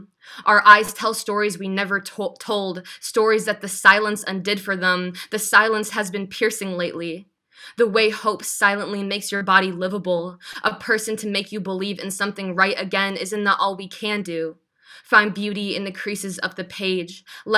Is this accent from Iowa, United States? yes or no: yes; Iowa, United States; also born or lived in Canada / England / Missouri; Yeah, actually, I was born in Canada, and then my parents moved to England. Then when I was 5, we moved from England to Iowa.